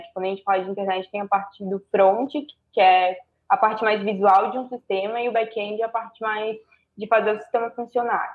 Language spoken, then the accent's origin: Portuguese; Itajaí, Santa Catarina, Brazil; Itajaí, Santa Catarina